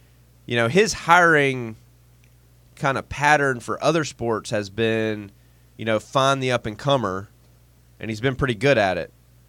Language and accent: English; South Carolina, United States; I'm from South Carolina. Like, it is a poor place.